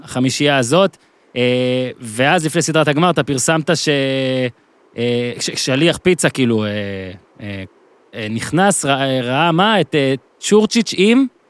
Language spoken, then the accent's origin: Hebrew; Ben Ami, Northern District, Israel; אני ממושב בן עמי בצפון